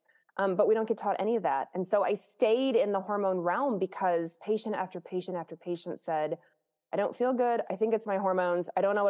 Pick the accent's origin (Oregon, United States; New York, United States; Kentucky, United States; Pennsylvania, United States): Kentucky, United States; Lexington; I grew up in Kentucky, the state of Kentucky in Lexington